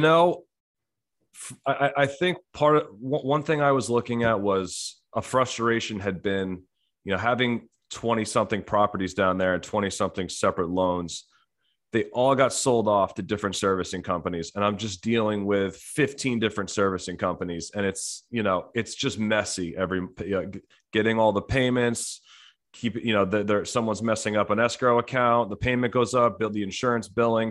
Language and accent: English; New Jersey, United States; I was born and raised in New Jersey